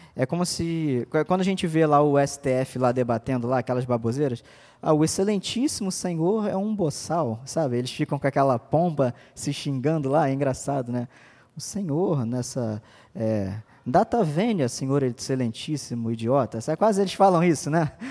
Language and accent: Portuguese; Brazil; A gente é brasileiro